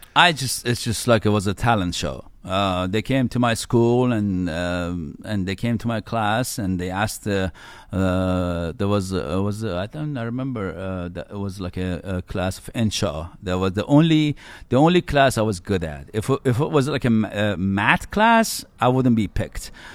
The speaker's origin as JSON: {"language": "English", "country": "Iran", "tie": "born or raised there", "said": "I was born in Iran and I grew up in the nineties in Iran"}